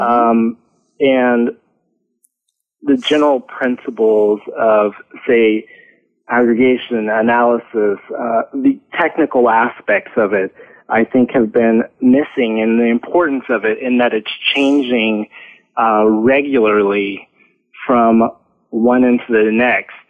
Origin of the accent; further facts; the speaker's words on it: California, United States; moved away as an adult; now in France; I grew up in California and uh, started my education there and spent um, a large portion of my work history in the U.S.